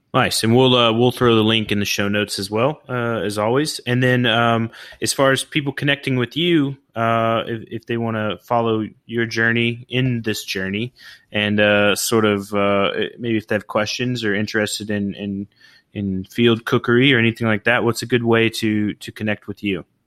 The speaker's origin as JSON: {"language": "English", "region": "Oklahoma", "country": "United States", "also_born_or_lived": "California", "moved": "yes", "lives_now": "Florida Keys, United States", "said": "I'm originally from Oklahoma."}